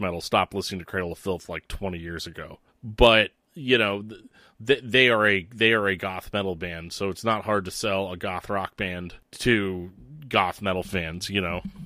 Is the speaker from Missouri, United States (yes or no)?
yes; St. Louis, Missouri, United States; I'm from Saint Louis where we have no scene.